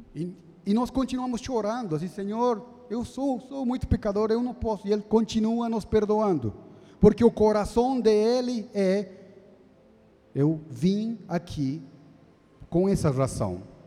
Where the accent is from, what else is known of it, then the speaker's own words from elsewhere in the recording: Bolivia; also born or lived in Jundiaí, Brazil; now in São Paulo, Brazil; eu sou da Bolívia